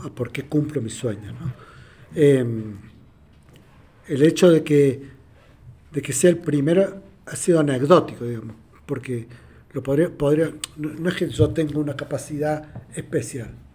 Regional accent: Argentina; yo soy de Argentina

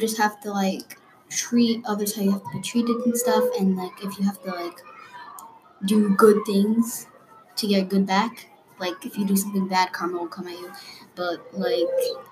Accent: United States; I was born in America

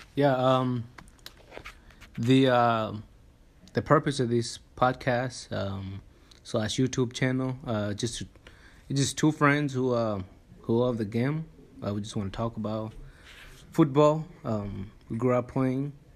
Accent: Tanzania; we both grew up in Tanzania.

